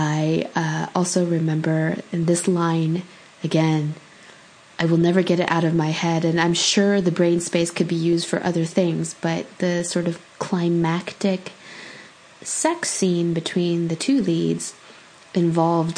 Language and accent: English; California, United States; I grew up in California